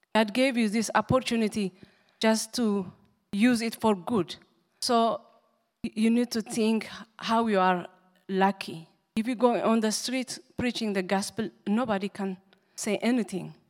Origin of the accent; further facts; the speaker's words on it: Asmara, Maekel, Eritrea; English is a second language; moved away; I grew up in um, Asmara, capital city.